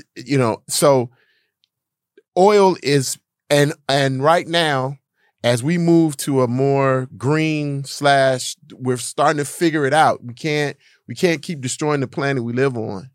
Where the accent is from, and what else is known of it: United States